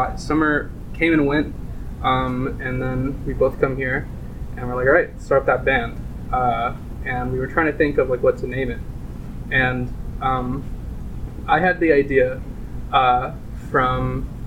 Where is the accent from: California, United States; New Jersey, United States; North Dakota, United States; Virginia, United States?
Virginia, United States; Williamsburg; We met in high school. We're both from Williamsburg, Virginia